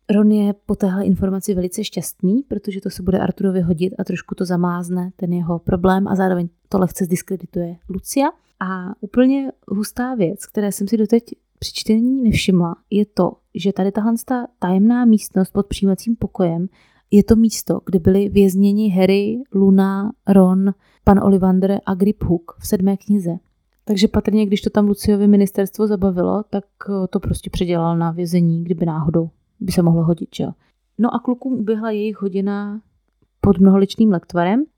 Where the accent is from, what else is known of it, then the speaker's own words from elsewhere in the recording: Moravia, Czechia; u nás na Moravě